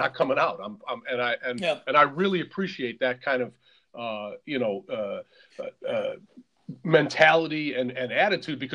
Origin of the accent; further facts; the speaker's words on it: Michigan, United States; I'm from Michigan